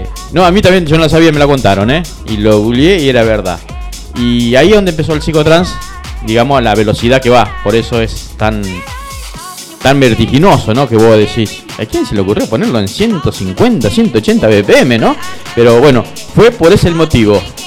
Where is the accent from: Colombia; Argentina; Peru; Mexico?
Argentina; Rosario, Santa Fe; also born or lived in Pérez; nacido y viví toda la vida en Rosario.